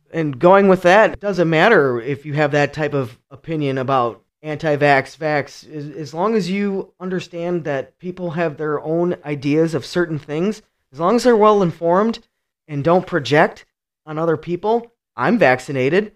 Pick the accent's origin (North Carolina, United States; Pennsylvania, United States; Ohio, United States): Ohio, United States; Cleveland; now in Michigan, United States; I'm from Cleveland, Ohio. I grew up in a really rough neighborhood